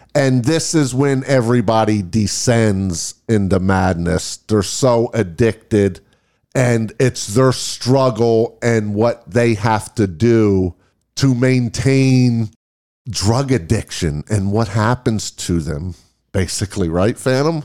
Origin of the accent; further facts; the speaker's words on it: New York area, United States; I'm from the New York area